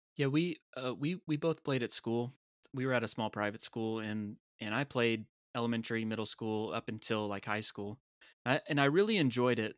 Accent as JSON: {"language": "English", "town": "Tampa", "region": "Florida", "country": "United States", "said": "being from Tampa"}